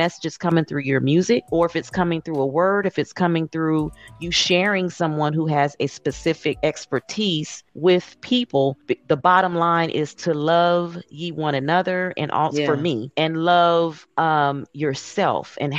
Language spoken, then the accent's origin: English; Indiana, United States; now in Atlanta, United States; I'm originally from Indiana, but I reside now in Atlanta.